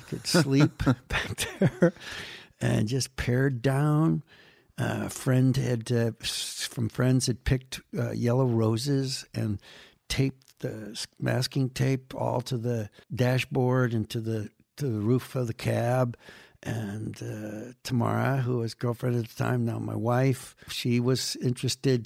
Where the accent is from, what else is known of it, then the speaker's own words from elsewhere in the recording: Western New York State, United States; moved away as an adult; now in Los Angeles, United States; people in my hometown in Western New York State